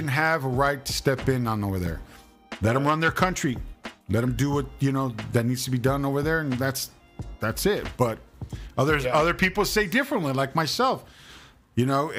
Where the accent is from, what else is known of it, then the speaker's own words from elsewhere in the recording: United States; I was born an American